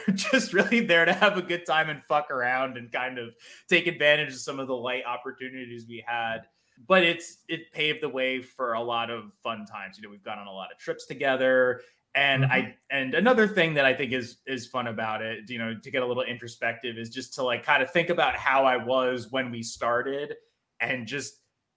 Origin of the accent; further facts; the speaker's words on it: New Jersey, United States; I'm from New Jersey